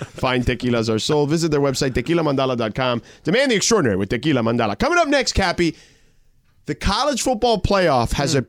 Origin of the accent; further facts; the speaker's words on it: Florida, United States; They have them where we grew up in South Florida.